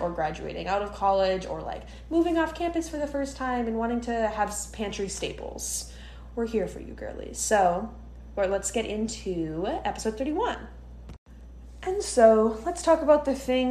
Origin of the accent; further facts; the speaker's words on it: Midwest, United States; moved away as an adult; now in New York, United States; Emma and I are both born and raised in the Midwest